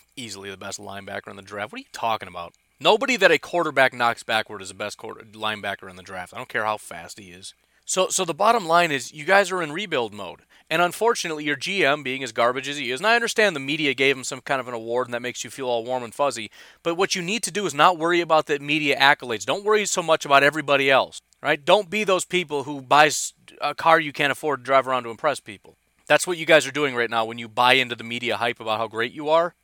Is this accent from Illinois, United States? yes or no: yes; Illinois, United States; moved away as an adult; I grew up in Illinois